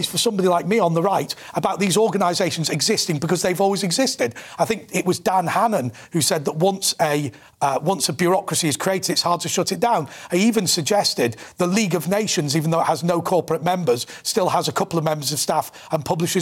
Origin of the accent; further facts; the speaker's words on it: Manchester, North West England, United Kingdom; I'm from Manchester